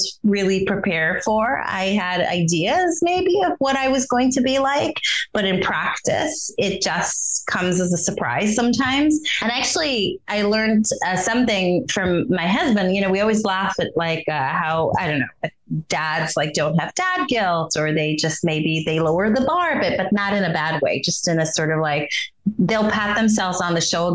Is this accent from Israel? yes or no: yes; Israel; moved away; growing up in Israel